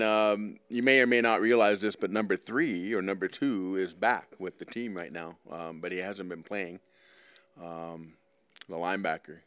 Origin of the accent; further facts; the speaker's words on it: Eastern Tennessee, United States; also born or lived in Ottawa, Canada; now in Edmonton, Canada; I lived in Eastern Tennessee, and I played all my football in the U S